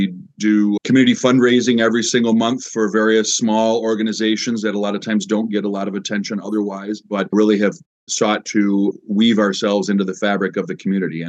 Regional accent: Michigan, United States; also born or lived in Southern Germany; I was born in Michigan and I was an exchange student. I ended up living abroad for a good number of years

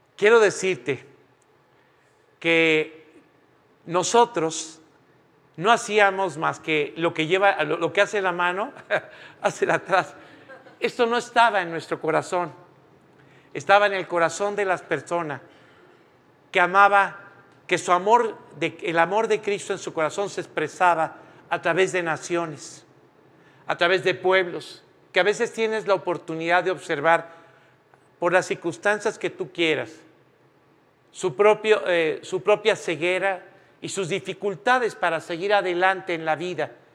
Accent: Mexico; moved away as an adult; also born or lived in Spain; todos los mexicanos en ese momento tuvimos que salir de España

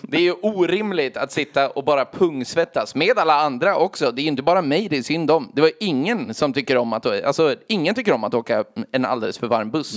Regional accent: Gnesta, Södermanland, Sweden; vi kom till Gnesta som var en och en timme och en kvart utanför Stockholm

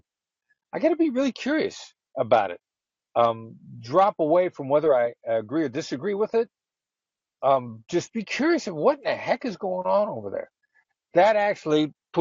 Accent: Iowa, United States; moved away; I grew up in Iowa. I'm a small town Midwestern guy, son of an entrepreneur

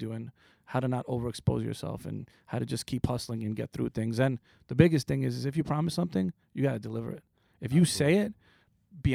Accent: East Meadow, New York, United States; also born or lived in Queens, New York; I was raised in a town called East Meadow

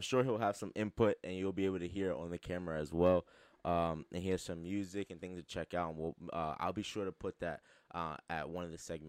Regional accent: United States; also born or lived in Philadelphia, Pennsylvania; I grew up in Jersey and in Philly and that, in those areas.

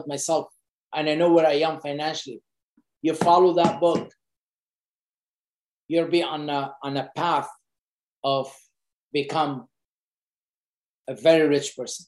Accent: Beirut, Beirut Governorate, Lebanon; moved away as an adult; now in Canada; I grew up in Beirut, Lebanon

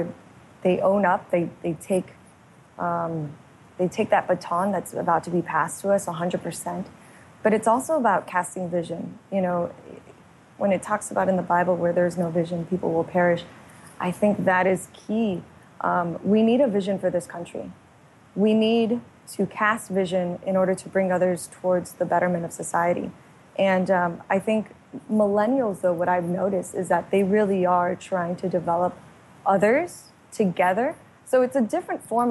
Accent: Miami, Florida, United States; I was raised in Miami, Florida

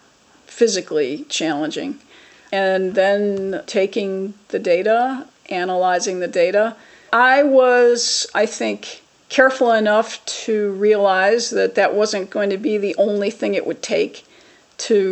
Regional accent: Chicago, Illinois, United States; I'm originally from Chicago

